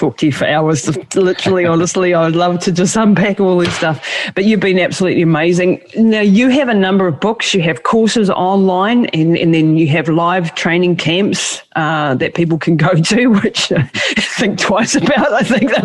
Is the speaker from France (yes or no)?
no; New Zealand; I'm from Maori culture